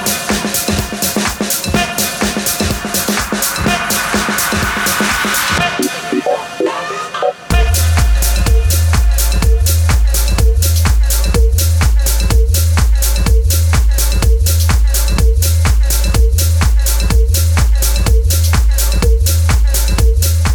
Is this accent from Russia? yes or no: no; Plzeň, Plzeň Region, Czechia; my hometown Pilsen